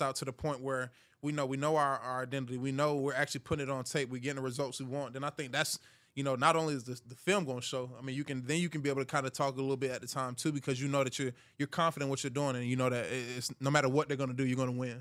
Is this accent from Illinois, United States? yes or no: no; Hiram, Georgia, United States; moved away; I'm from Hiram, Georgia